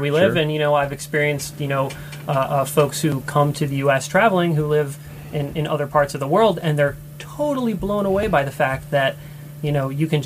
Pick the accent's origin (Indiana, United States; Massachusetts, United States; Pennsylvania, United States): Massachusetts, United States; now in Idaho, United States; I grew up in Northeast in Massachusetts